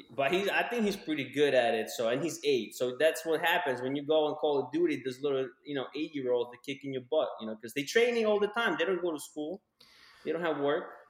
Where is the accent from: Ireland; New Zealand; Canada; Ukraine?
Ukraine; moved away; when I was growing up in Ukraine